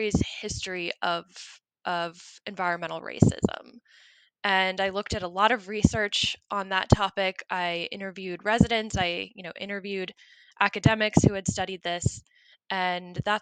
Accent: North Carolina, United States; I was born and raised in North Carolina, grew up there, went to college there

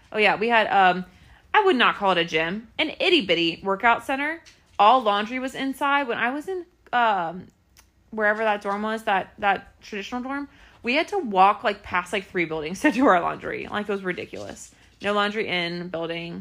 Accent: Clermont County, Ohio, United States; I'm probably the best person from Claremont County

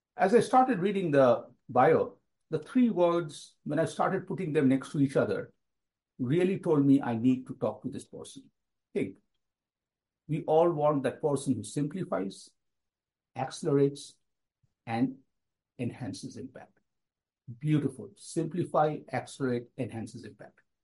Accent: India; moved away as an adult; growing up in India, which is always in my heart, even though I've been away from the country for nearly 40 years.

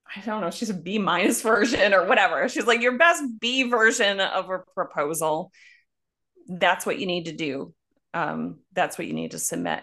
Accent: Buffalo, New York, United States; moved away; also born or lived in Cochabamba, Bolivia; I'm from Buffalo, New York.

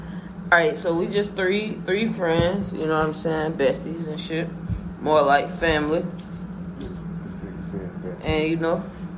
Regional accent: Jacksonville, Florida, United States; Born and raised here in Duval. Right out of East. Moncrief.

